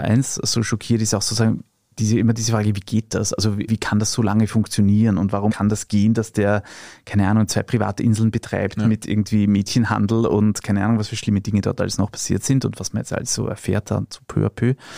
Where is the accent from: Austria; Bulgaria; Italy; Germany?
Austria; bei uns in Österreich